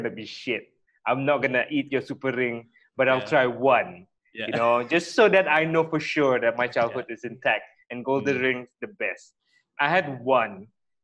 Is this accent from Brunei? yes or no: yes; Brunei; we grew up in Brunei.